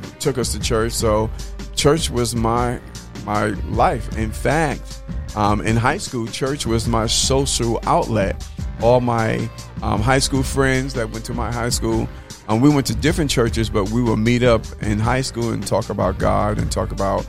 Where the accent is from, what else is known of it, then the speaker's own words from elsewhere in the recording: North Babylon, New York, United States; moved away as an adult; also born or lived in Manhattan, New York / Atlanta, Georgia; now in Prairie View, United States; I was reared on Long Island, a little city called North Babylon, and graduated from high school there.